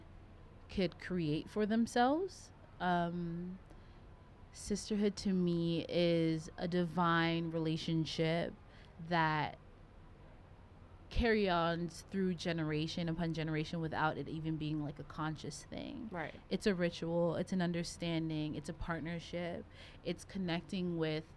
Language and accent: English; the South, United States; growing up in the South